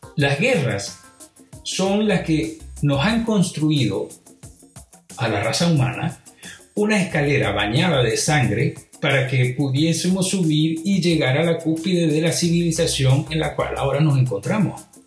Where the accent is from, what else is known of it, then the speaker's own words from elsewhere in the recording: Venezuela; moved away; also born or lived in Europe; en Venezuela, de donde yo vengo